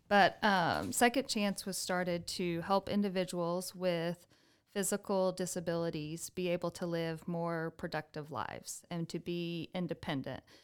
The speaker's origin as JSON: {"language": "English", "town": "Amarillo", "region": "Texas", "country": "United States", "tie": "born or raised there", "said": "I was born and raised in Amarillo"}